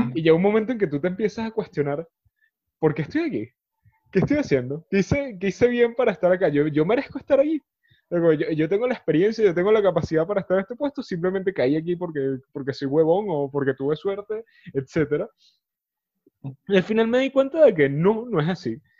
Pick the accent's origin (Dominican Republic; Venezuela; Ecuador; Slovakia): Venezuela; now in Spain; nuestra, en nuestra cultura como venezolanos.